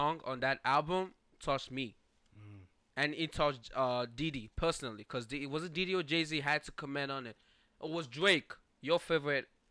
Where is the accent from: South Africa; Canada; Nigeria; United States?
Nigeria; moved away; I'm from Nigeria